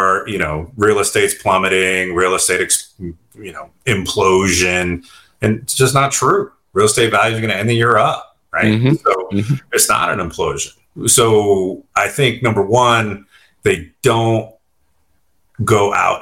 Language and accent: English; California, United States; I'm born and raised in California. I like it here